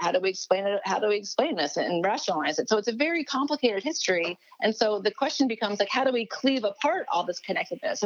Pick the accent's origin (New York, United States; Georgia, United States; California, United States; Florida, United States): Florida, United States; Miami; I grew up in Miami, Florida